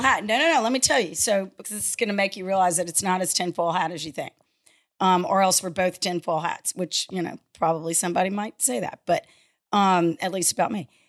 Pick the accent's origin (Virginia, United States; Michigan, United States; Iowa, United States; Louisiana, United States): Louisiana, United States; Lafayette; I grew up in Lafayette, um, went to high school in the late, you know, seventies